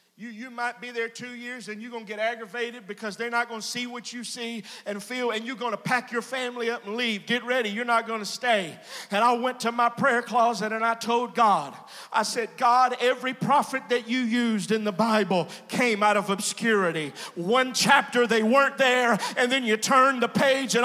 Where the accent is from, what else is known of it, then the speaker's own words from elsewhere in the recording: Glenmora, Louisiana, United States; I'm from a place that's about 25 miles south of Alexandria.